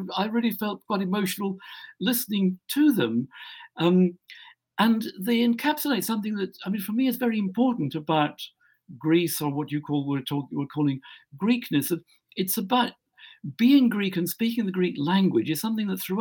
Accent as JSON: {"language": "English", "region": "Scotland", "country": "United Kingdom", "moved": "yes", "lives_now": "England, United Kingdom", "said": "I'm a Scot, and I come from Scotland. I live in England"}